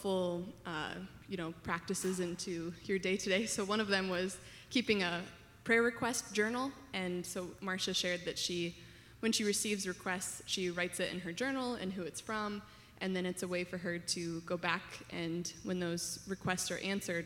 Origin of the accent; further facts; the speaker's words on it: South Dakota, United States; moved away as an adult; now in Omaha, United States; I'm originally from South Dakota